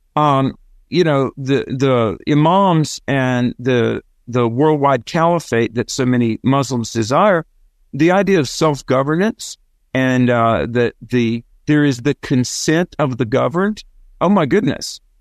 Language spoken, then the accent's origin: English; the South, United States; accent: southern; my southern accent